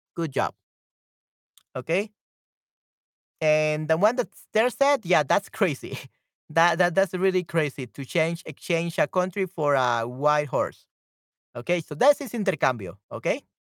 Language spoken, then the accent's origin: English; El Salvador; my home country to El Salvador